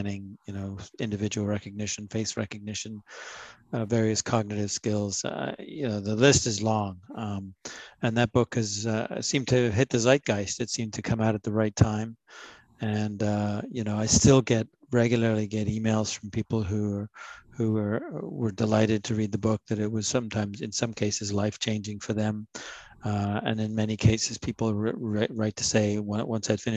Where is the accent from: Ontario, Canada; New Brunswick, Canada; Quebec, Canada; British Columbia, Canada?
Ontario, Canada; moved away as an adult; also born or lived in United States; growing up in Ontario, where I live again now, I lived in the US for 30 years.